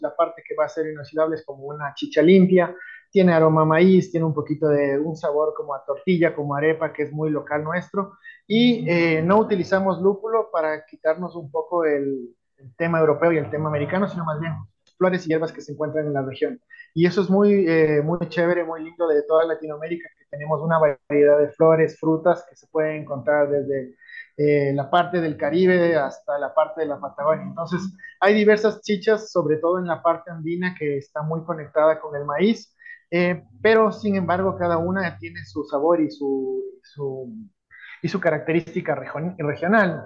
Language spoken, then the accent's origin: Spanish; Quito, Pichincha, Ecuador; nací en Quito